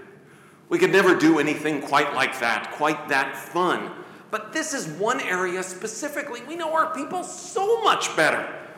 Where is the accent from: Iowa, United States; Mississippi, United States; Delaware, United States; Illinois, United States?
Iowa, United States; Coralville; She is currently running to be my hometown of Coralville's first female mayor.